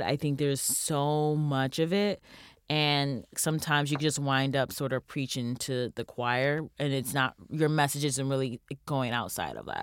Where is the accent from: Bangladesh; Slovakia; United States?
United States